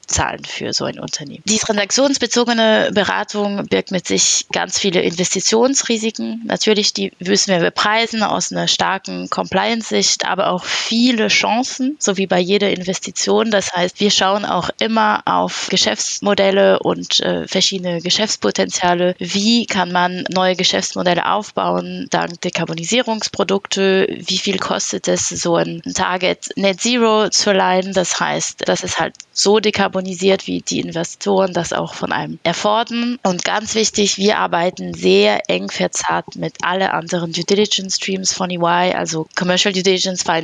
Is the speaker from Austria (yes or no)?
no; France; German is a second language; Ich bin Französin und habe über elf Jahre Berufserfahrung